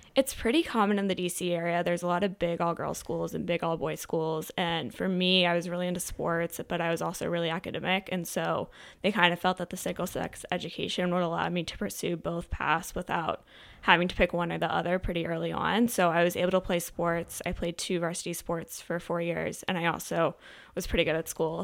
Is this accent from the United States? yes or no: yes; Chevy Chase, Maryland, United States; I grew up in Montgomery County, so Chevy Chase, Maryland.